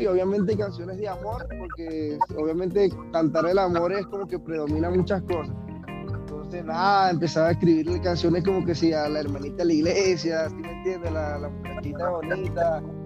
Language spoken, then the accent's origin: Spanish; Cabimas, Zulia, Venezuela; moved away as an adult; now in Colombia; yo soy del Zulia, del estado Zulia, Venezuela, de Cabimas específicamente